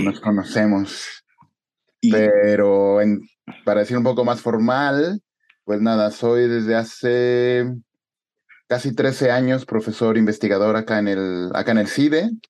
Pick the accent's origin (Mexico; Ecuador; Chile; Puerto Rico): Mexico; moved away as an adult; also born or lived in Spain; yo era el único mexicano